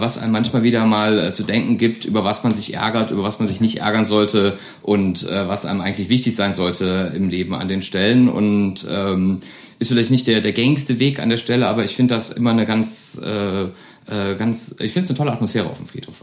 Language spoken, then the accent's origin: German; Koblenz, Rhineland-Palatinate, Germany; now in Neuwied, Germany; in Grundschultagen sind wir oft ähm, von Koblenz nach Wied gefahren